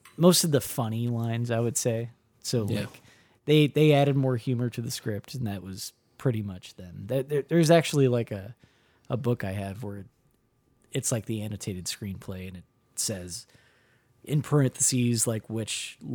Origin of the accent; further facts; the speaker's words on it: Midwest, United States; Listen, I'm from the Midwest.